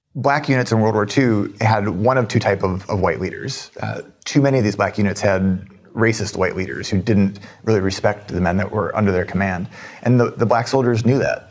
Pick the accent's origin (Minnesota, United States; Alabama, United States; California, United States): Minnesota, United States; Minneapolis; I'm from Minneapolis